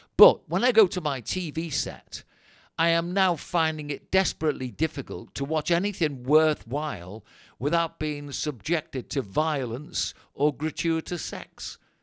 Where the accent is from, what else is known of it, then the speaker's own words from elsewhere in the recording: England, United Kingdom; I'm English, that's what I am